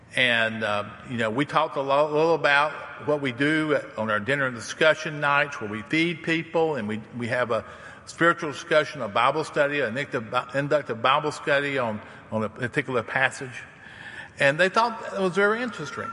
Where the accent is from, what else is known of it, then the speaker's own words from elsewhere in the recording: the South, United States; I'm from the South and I'm a hillbilly